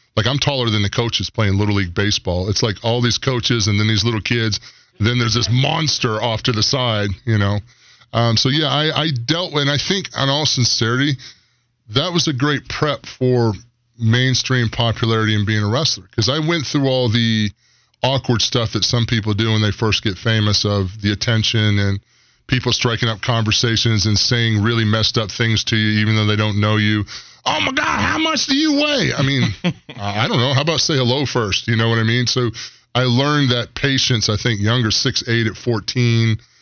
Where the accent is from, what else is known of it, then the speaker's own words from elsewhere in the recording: Aiken, South Carolina, United States; moved away; I grew up in Aiken, South Carolina, outside of Aiken County.